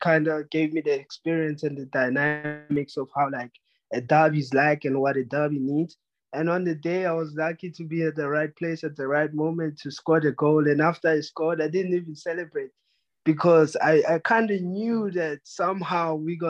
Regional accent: South Africa; So I'm representing everyone from South Africa, and then I'm going to do my best to make sure that we stay on the map and to keep it going, open the path for other future South Africans as well.

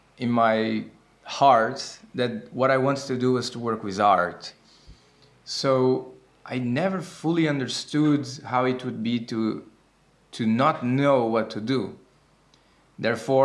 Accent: Brazil; now in Amsterdam, Netherlands; I am 27 years old and I'm from Brazil. I now live in Amsterdam

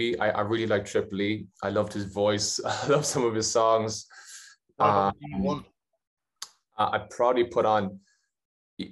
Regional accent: Ireland; Ireland just because it's my home country

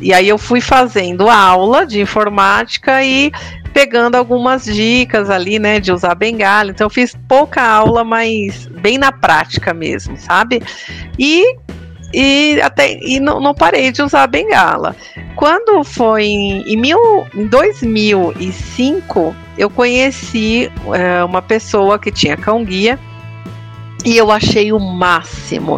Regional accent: interior of Bahia, Brazil; Eu com esse sotaque, oxente

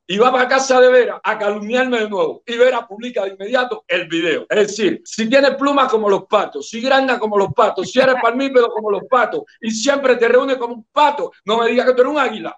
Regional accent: Palmarito de Cauto, Santiago de Cuba, Cuba; moved away; vivía en Palmarito de Caut que es mi pueblito, es mi zona

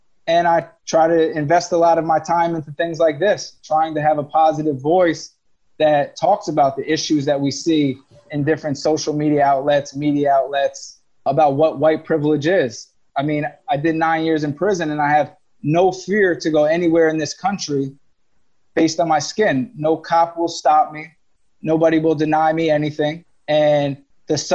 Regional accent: Rahway, New Jersey, United States; We come from Rahway, New Jersey, a place where it's not a lot of crime

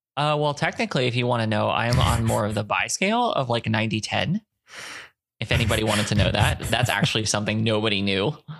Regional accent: Fort Myers, Florida, United States; born or raised there; also born or lived in Lima, Ohio; now in Texas, United States

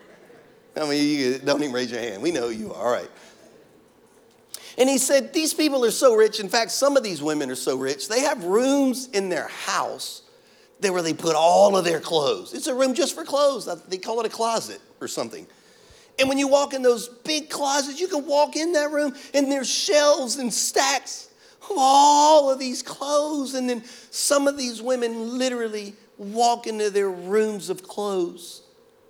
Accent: Louisiana, United States; now in Florida, United States; I'm from Louisiana

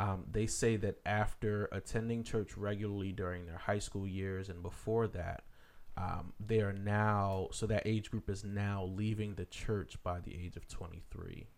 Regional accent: Philadelphia, Pennsylvania, United States; moved away; I'm from the Philly area

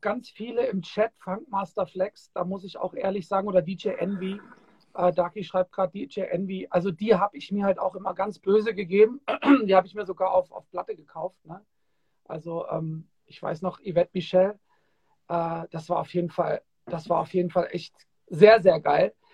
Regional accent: Kassel, Hesse, Germany; ich bin ja in Kassel aufgewachsen

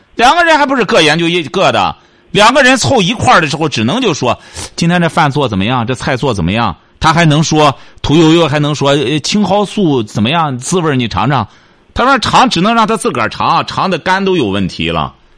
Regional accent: China; 我们中国人光说了

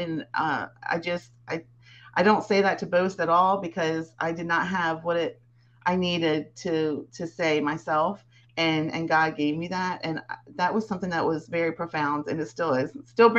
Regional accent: Baltimore, Maryland, United States; moved away as an adult; also born or lived in Florida Gulf Coast panhandle; now in Florida, United States; So I was born in Baltimore, Maryland, and moved to the Gulf Coast panhandle 16 years ago.

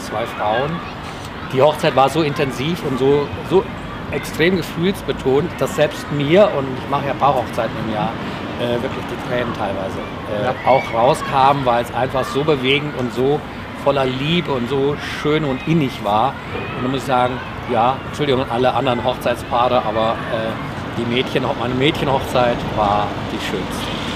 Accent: Oberstdorf, Bavaria, Germany; moved away; Ge geboren hier in Oberstdorf

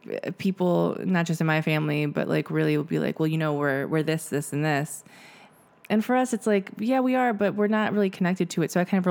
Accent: United States; But also I think my perspective is that I'm American and I have all these connections to all these places and that's great.

